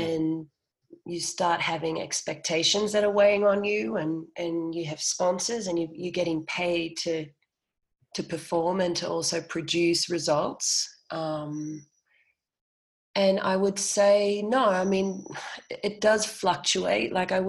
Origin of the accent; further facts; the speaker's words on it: Austria; also born or lived in Australia; Well, I mean, because I grew up in Austria and in Australia